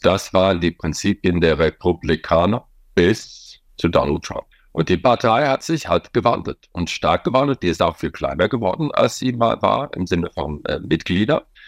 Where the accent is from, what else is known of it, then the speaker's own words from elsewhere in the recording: Wyoming, United States; German is a second language; moved away as an adult; also born or lived in Washington / Rhineland, Germany; now in Germany; in Wyoming, wo ich aufgewachsen bin